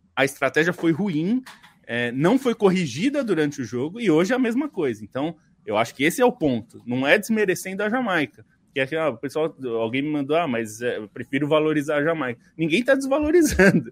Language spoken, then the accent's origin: Portuguese; Brazil; nós somos brasileiros, estamos no Brasil